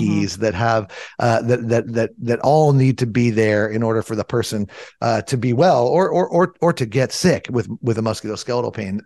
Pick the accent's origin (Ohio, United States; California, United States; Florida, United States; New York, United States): California, United States; Southern; I grew up in Southern California